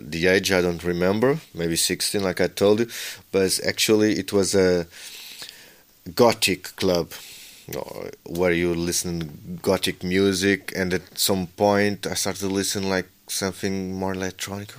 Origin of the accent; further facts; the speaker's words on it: Lisbon, Portugal; I'm born and raised in Lisbon